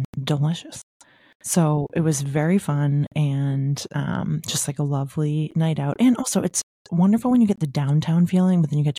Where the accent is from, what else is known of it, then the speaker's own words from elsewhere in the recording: Newtonville, Massachusetts, United States; called Mita, which was originally in the South End in Boston and then opened a suburban location in my hometown of Newtonville, Massachusetts.